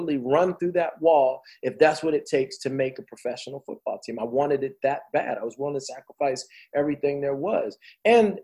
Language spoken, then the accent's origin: English; New Jersey, United States; I played in New Jersey. I'm from Jersey